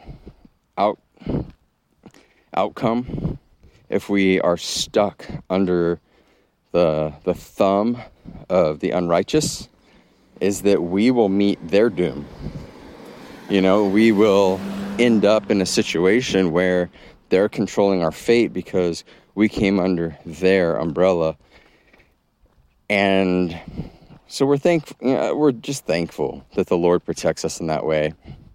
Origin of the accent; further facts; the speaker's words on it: Texas, United States; moved away as an adult; also born or lived in Massachusetts; I grew up in Texas, and then I went to college in the Northeast and Massachusetts